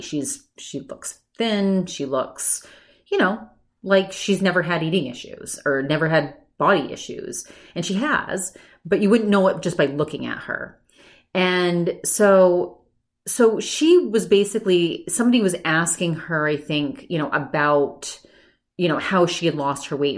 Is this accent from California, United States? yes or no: no; Maine, United States; moved away; I grew up in Maine.